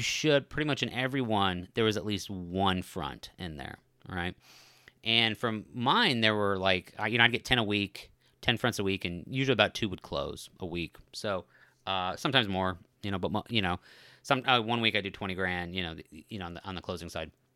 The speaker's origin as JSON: {"language": "English", "region": "Colorado", "country": "United States", "tie": "born or raised there", "said": "when I was growing up in Colorado"}